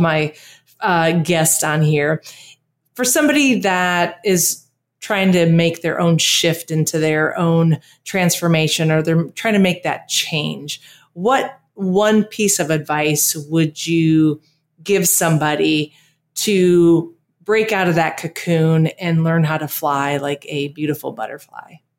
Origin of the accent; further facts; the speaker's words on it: Texas, United States; now in Costa Rica; growing up in Texas